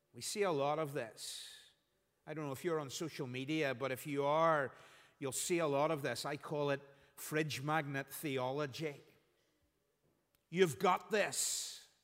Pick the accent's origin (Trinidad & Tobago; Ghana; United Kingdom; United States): United Kingdom; Belfast, Northern Ireland; When I was growing up, Phil and I were, were growing up in Belfast